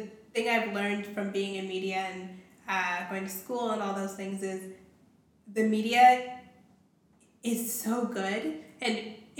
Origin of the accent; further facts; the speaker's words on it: Toronto, Ontario, Canada; I grew up in Toronto